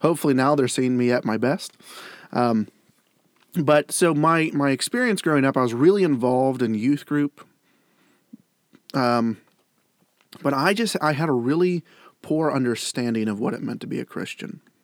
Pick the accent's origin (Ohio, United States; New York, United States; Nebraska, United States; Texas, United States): Ohio, United States; Granville; I grew up in Granville, Ohio